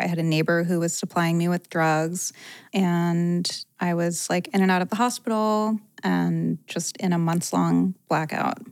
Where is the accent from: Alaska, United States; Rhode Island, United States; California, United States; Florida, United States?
Rhode Island, United States; now in Los Angeles, United States; I grew up in Rhode Island